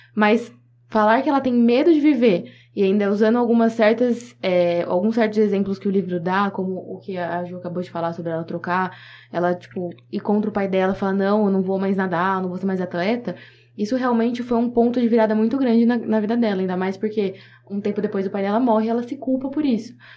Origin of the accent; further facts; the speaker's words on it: Bauru, São Paulo, Brazil; eu sou daqui de Bauru, tenho minha família aqui.